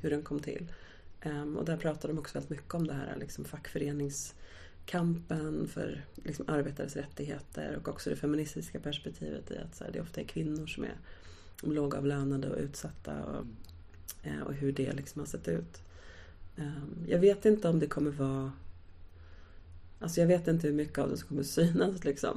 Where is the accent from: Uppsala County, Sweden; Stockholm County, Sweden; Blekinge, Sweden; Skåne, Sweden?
Stockholm County, Sweden; Stockholm; min uppväxt i Akalla